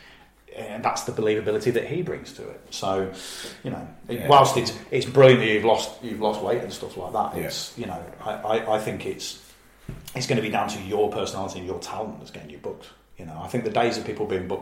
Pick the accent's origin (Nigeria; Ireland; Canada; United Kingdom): United Kingdom; Leicester, East Midlands; I'm from Leicester and I used to teach in a school